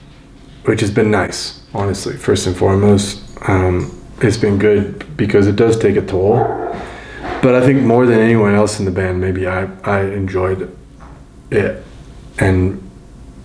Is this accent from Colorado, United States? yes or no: yes; Denver, Colorado, United States; because it's my hometown. I've grown up here